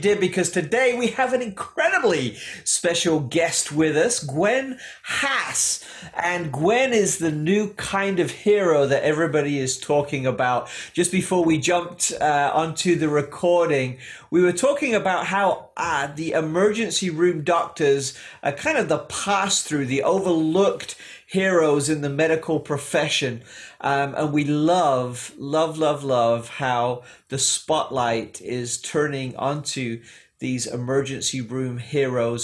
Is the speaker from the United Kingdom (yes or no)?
yes; England, United Kingdom; now in United States; Growing up in England